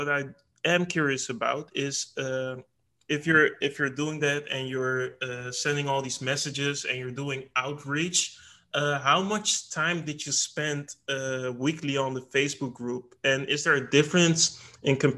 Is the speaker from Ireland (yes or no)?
no; Netherlands; I'm personally from the Netherlands